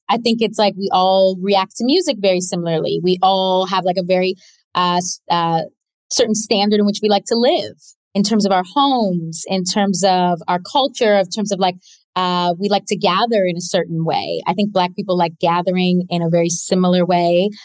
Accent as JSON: {"language": "English", "town": "Toronto", "region": "Ontario", "country": "Canada", "tie": "born or raised there", "said": "i grew up in toronto canada um my parents are both from the west indies"}